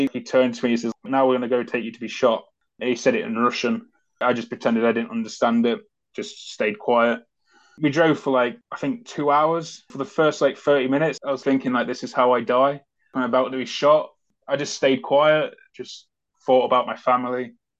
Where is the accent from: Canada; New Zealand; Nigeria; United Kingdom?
United Kingdom; as soon as I said Great Britain